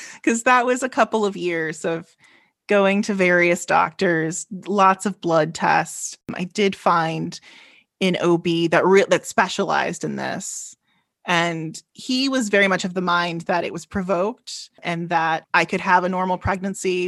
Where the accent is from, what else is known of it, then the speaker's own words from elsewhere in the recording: Chicago, Illinois, United States; I am from Chicago, Illinois